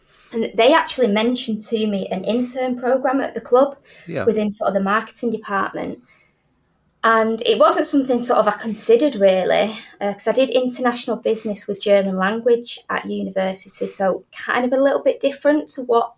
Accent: Manchester, North West England, United Kingdom; I'm sort of born and bred in Manchester, went to university here

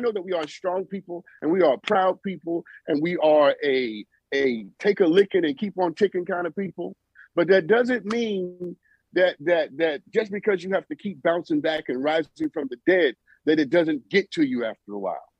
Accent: New York City, New York, United States; I'm from Brooklyn

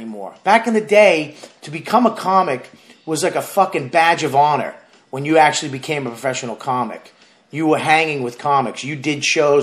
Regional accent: Boston, Massachusetts, United States; moved away as an adult; also born or lived in New York City; That was my hometown

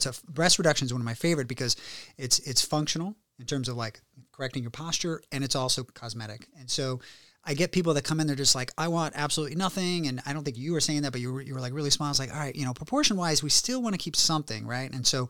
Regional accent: Warrenton, Virginia, United States; now in Beverly Hills, United States; No, you know, so I grew up in Warrenton, Virginia.

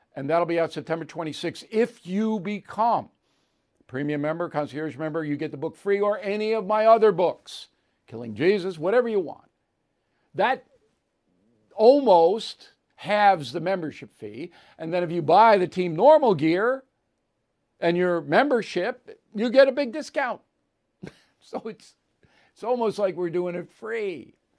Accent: New York, United States; also born or lived in Texas; I'm from New York

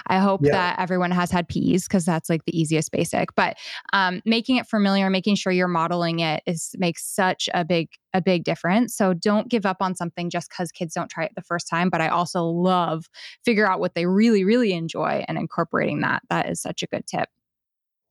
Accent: United States; Being an American

